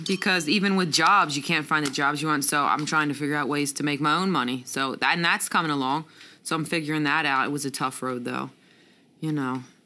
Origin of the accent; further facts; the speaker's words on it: Pennsylvania, United States; moved away as an adult; now in Atlanta, United States; I'm from Pennsylvania. I moved to Atlanta what four years ago now